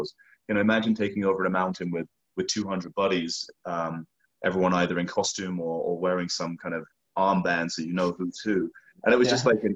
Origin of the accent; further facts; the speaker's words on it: England, United Kingdom; moved away; I come from the countryside in England